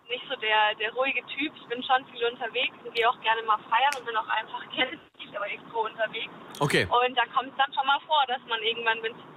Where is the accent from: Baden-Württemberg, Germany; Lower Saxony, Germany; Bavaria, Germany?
Bavaria, Germany; Würzburg; moved away; also born or lived in Mannheim; ich komme aus Würzburg